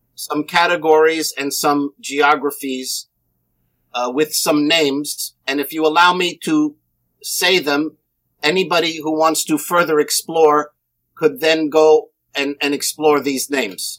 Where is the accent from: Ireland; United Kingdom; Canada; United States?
United States; New Jersey; I was born in New Jersey